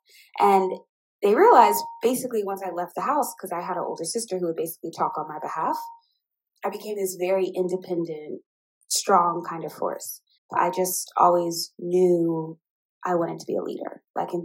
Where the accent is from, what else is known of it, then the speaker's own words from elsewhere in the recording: Indianapolis, Indiana, United States; moved away as an adult; also born or lived in Seattle / Miami / Oakland / Chicago; now in Houston, United States; as a child, I grew up in Indianapolis, Indiana